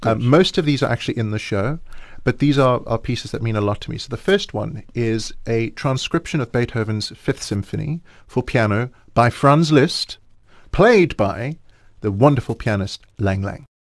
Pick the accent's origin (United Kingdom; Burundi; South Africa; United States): South Africa; Johannesburg, Gauteng; I'm, I'm, still based in Johannesburg, and what's interesting is every time I go overseas and somebody says, "Where are you from?" and I say South Africa